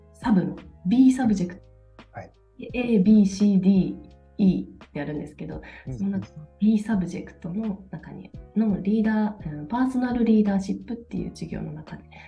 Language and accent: Japanese; Toyama, Japan; moved away as an adult; now in Denmark; 私は富山県で生まれまして富山県で生まれ育って大学は一旦県外に出てきたんですけどまた就職のために、富山に帰ってきて